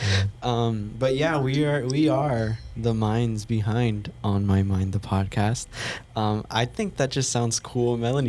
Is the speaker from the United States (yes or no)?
yes; Santa Ana, California, United States; moved away as an adult; I'm from Southern California. Grew up in Santa Ana, which is in Orange County.